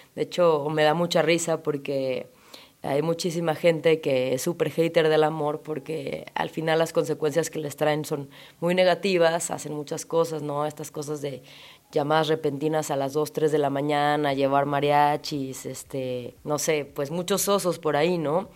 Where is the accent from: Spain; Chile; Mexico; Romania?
Mexico; Chilanga, Mexico City; psicóloga chilanga